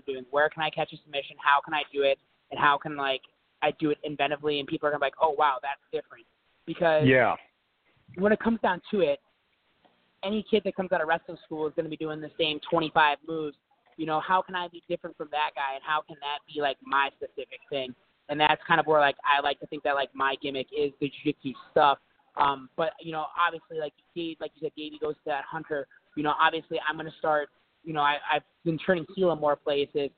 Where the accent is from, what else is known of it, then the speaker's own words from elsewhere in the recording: Florida, United States; also born or lived in Ohio; I was born in Ohio, but I grew up in Florida.